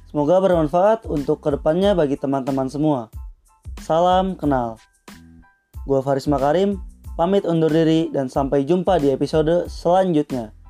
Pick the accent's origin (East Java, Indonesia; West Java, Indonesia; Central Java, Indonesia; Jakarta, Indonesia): West Java, Indonesia; Bandung; Gue lahir di Bandung pada tanggal 31 Januari 2001 Rumah gua pun di kota Bandung.